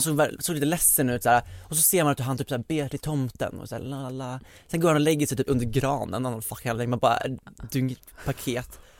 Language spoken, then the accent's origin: Swedish; Västerås, Västmanland, Sweden; moved away; jag var hemma i Västerås över jul